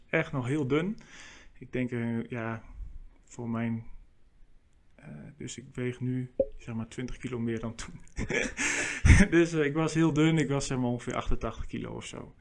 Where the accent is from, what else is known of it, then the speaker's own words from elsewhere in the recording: Meppel, Drenthe, Netherlands; bij ons in Meppel, waar ik vandaan kom